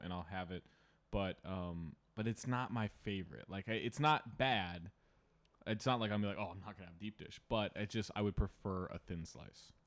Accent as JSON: {"language": "English", "town": "Sacramento", "region": "California", "country": "United States", "tie": "born or raised there", "said": "I grew up, like, a block away from a Roundtable in Sacramento. Like, it was, not to brag, I'm from Sacramento"}